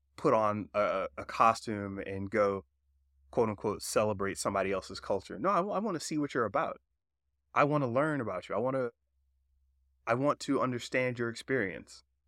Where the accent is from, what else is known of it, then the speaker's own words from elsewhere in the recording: South Georgia, North Florida, United States; now in California, United States; I grew up in North Florida, South Georgia.